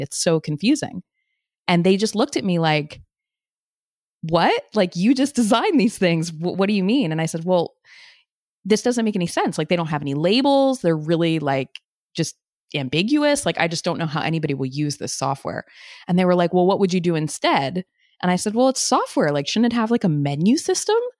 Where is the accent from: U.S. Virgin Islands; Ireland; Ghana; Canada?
U.S. Virgin Islands; moved away; I grew up on Saint Croix